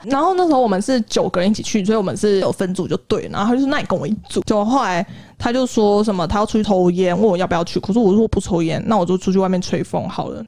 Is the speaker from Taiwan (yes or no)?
yes; Taiwan; moved away as an adult; also born or lived in South Korea; 我是台湾人